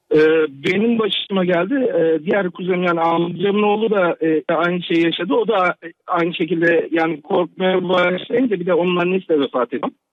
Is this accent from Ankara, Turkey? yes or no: yes; Ankara, Turkey; moved away as an adult; also born or lived in Kırıkkale; now in Toronto, Canada; Normalde Kırıkkale'liyim. Doğma büyüme Ankara'da yaşadım.